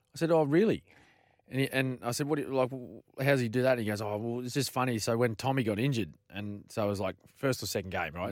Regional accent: Queensland, Australia; a Queenslander

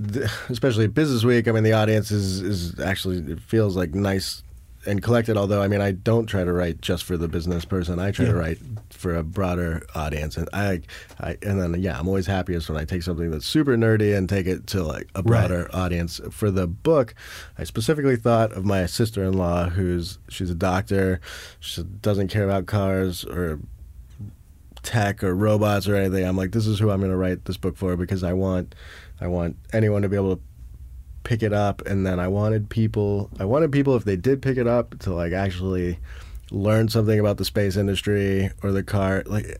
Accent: South Africa; I'm like, hey, I'm from South Africa, too.

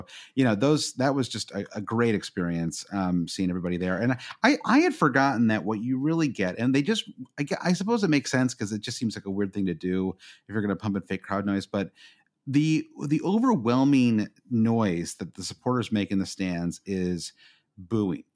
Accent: United States; as an American

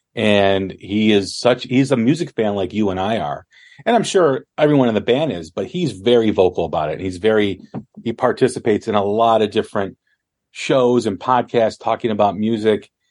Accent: Des Plaines, Illinois, United States; I grew up in Displains, Illinois

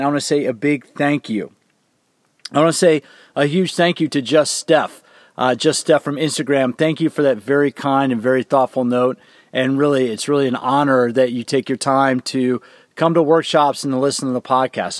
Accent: Washington, District of Columbia, United States; I'm from the DC area

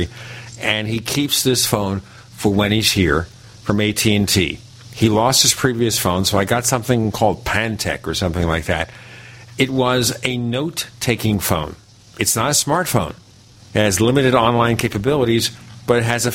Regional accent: New York, United States; We're both from New York

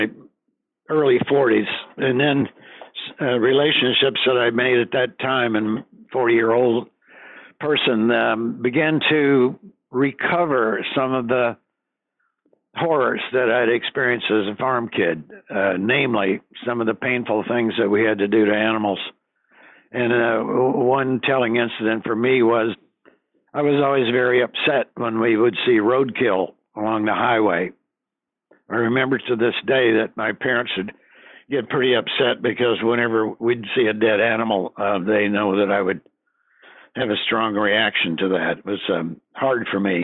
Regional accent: the Ozarks of southwestern Missouri, United States; also born or lived in Wisconsin; My parents have pretty quickly moved to the Ozarks of southwestern Missouri. I was about a year old, and I was brought up on a farm

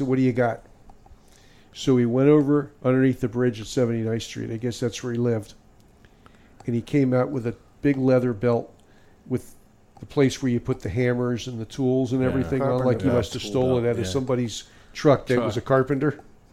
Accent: Miami, Florida, United States; also born or lived in Ohio; now in Fort Lauderdale, United States; when I was a kid, probably from age 8 till 18, I used to fish in North Biscayne Bay

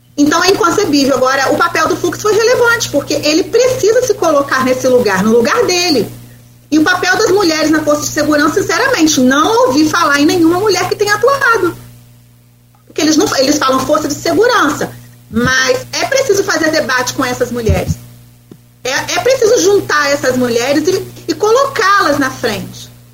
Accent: Brazil

